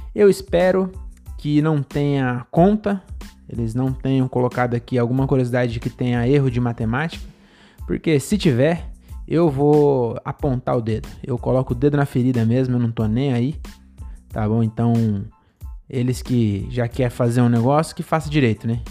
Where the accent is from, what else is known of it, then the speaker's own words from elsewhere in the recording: Brazil; A gente é brasileiro